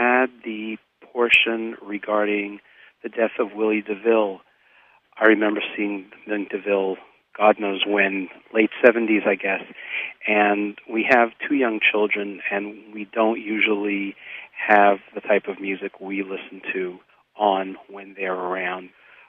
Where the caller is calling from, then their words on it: New York City, New York, United States; I'm calling from New York City.